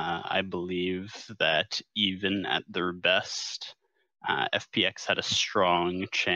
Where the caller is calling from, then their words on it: Kingston, Ontario, Canada; I am from Kingston, Ontario.